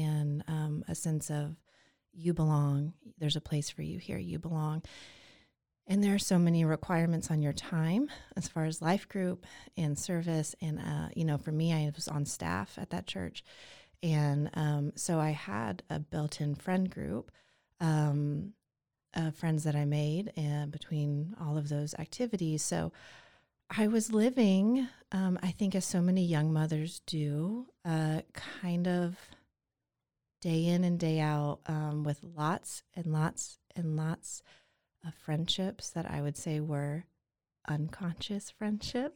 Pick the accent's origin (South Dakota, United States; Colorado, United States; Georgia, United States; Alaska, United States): Georgia, United States; Atlanta; now in Waco, United States; I was born and raised in Atlanta, Georgia